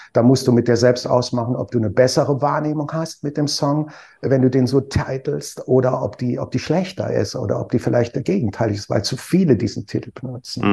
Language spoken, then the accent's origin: German; Trier, Rhineland-Palatinate, Germany; Ich komme aus der Stadt